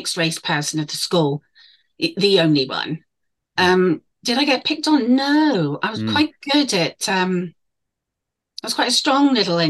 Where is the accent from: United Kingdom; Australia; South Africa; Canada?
United Kingdom; England; I'm mixed race. And no, I'm not. I was born in England.